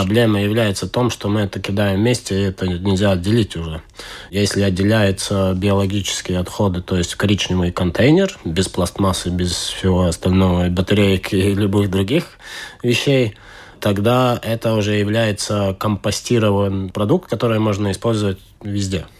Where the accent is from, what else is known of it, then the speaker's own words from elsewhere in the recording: Estonia; accent: Estonian; Russian is a second language; слышите мой эстонский акцент уже. Это оттуда